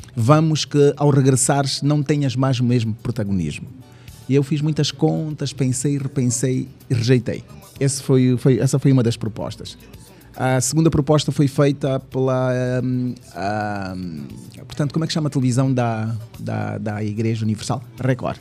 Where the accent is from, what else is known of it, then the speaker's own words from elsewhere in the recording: Lubango, Huíla, Angola; also born or lived in Bibala / Tômbua; now in Luanda, Angola; Sou do Lubango até porque eu fui para o Lubango com 5 anos